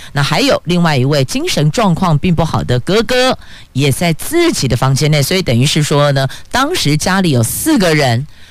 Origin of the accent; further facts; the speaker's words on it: Taiwan; 我们台湾人